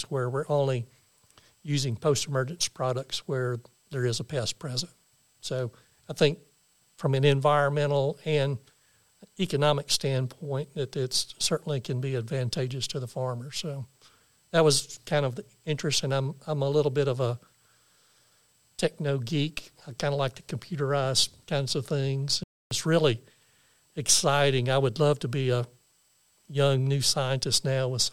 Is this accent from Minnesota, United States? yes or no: no; the Arkansas Delta, United States; I grew up in the Delta over on the Arkansas side